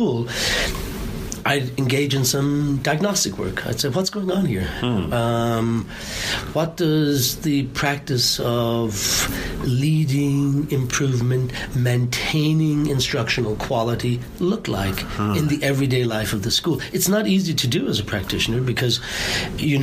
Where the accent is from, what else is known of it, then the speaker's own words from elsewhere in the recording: Ireland; I'm Irish